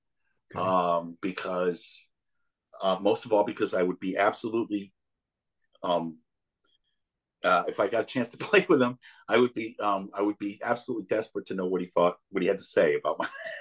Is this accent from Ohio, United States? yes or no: no; Chicago, Illinois, United States; And I say, "Yeah," and I said, "I'm from Chicago."